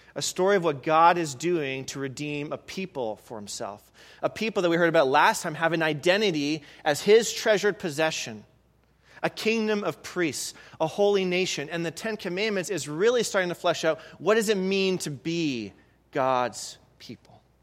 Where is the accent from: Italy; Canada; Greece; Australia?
Canada; moved away; I'm from Canada